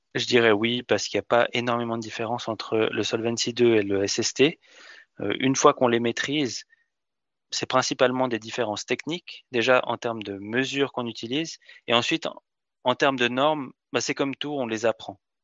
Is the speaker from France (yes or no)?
no; Switzerland; en Suisse, on est aussi assez particulier